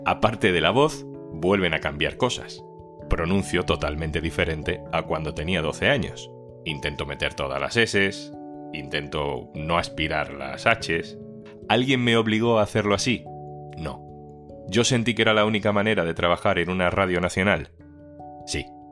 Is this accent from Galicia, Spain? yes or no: no; Andalusia, Spain; accent: Andalusian; mi acento y más concretamente de cómo los andaluces tendemos a ocultar el acento